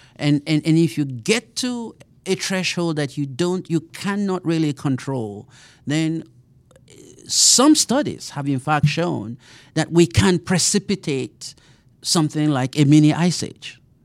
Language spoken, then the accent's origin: English; Nigeria; moved away as an adult; also born or lived in Colorado / Sioux Falls, South Dakota; now in Kansas City, United States; I grew up in Nigeria